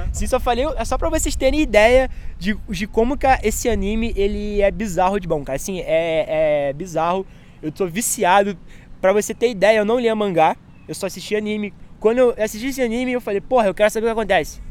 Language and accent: Portuguese; Baixada Fluminense, Rio de Janeiro, Brazil; eu vim da Baixada Fluminense, para quem não conhece, pesquisa aí, vocês vão ver como que é. É um lugar bastante pobre, é um lugar assim que a gente não tem acesso a, tipo, a teatro, biblioteca